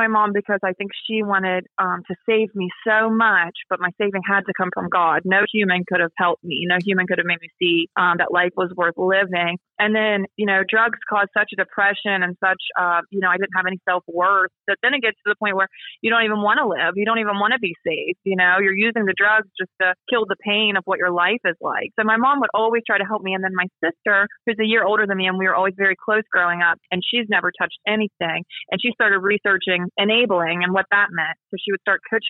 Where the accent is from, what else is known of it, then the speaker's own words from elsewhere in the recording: Ohio, United States; moved away as an adult; now in Parkersburg, United States; I'm originally from Ohio, but I'm married now. So I live in Parkersburg, West Virginia.